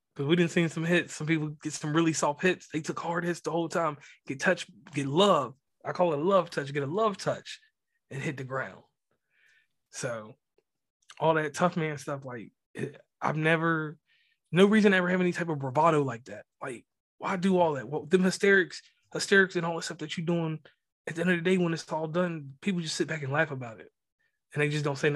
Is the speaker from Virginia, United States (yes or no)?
yes; rural Virginia, United States; moved away as an adult; now in West Virginia, United States; Growing up in Virginia